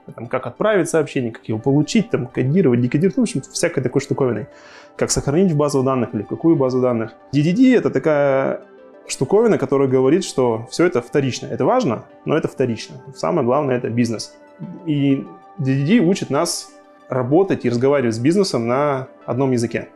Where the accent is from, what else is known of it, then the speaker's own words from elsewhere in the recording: Khanty-Mansiysk, Khanty-Mansi Autonomous Okrug, Russia; Я, собственно, сам из Ханты-Мансийска, и вся наша команда и компания находится в Ханты-Мансийске